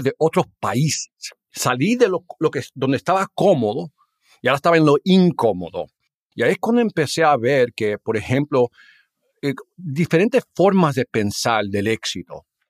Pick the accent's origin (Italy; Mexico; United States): United States; Chicago, Illinois; Spanish is a second language; moved away as an adult; also born or lived in Minnesota; yo fui nacido y criado ahí en los Estados Unidos